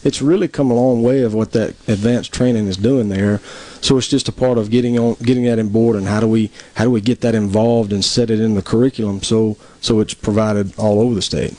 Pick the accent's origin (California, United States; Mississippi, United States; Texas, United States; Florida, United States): Mississippi, United States; Tupelo; I'm originally from Tupelo, mm-hmm. uh, born and raised there